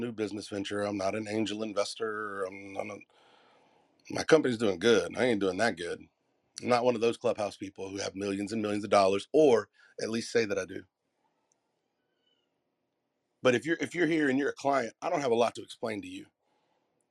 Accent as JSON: {"language": "English", "region": "the South", "country": "United States", "said": "I'm from the South."}